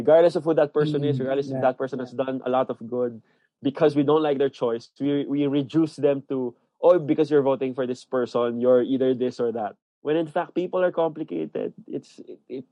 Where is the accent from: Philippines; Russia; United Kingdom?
Philippines; More than a Filipino, I'm a Christian Filipino